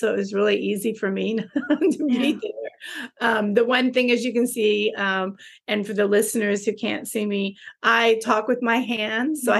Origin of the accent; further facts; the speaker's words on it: Texas, United States; moved away as an adult; also born or lived in Dubai / Philippines; I'm a Texan